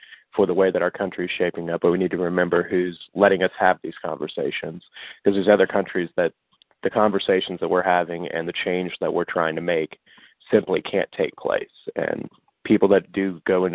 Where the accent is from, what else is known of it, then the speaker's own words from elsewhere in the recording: Leavenworth, Kansas, United States; I'm from Leavenworth, Kansas